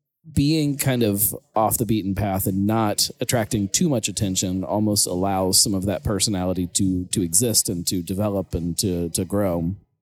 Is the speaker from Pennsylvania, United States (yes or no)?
no; Cincinnati, Ohio, United States; also born or lived in West Virginia / Goshen, Ohio; I live in Fairfield. I mean, it's clearly not part of the city, but yet if you ask me where I'm from Cincinnati, like yeah. Part of Cincinnati.